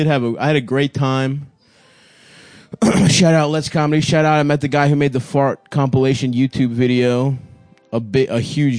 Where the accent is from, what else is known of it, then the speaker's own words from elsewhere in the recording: Glen Burnie, Maryland, United States; I'm from Indian Glen Burnley.